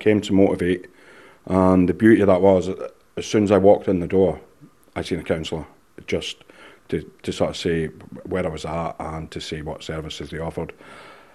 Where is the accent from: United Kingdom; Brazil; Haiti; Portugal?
United Kingdom; Scotland; I'm Scottish